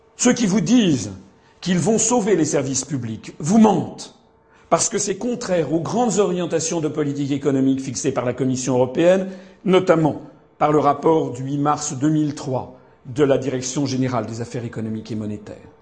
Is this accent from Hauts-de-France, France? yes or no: no; Paris, Île-de-France, France; je suis né à Paris